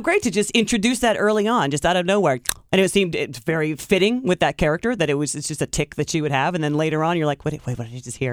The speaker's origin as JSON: {"language": "English", "town": "Tiffin", "region": "Ohio", "country": "United States", "tie": "born or raised there", "moved": "yes", "said": "my hometown"}